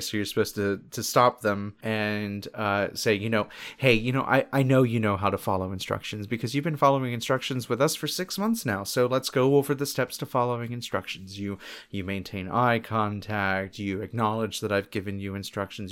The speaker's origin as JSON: {"language": "English", "town": "Palm Bay", "region": "Florida", "country": "United States", "tie": "born or raised there", "said": "for a good portion of the time that I was growing up, we lived in that town also. So, like, we're from Palm Bay, Florida"}